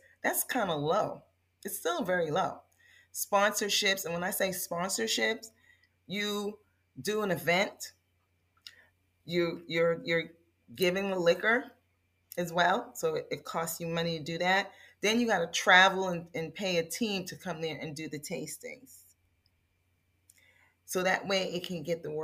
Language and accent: English; New York, United States; also born or lived in California; I'm a New Yorker. I live in New York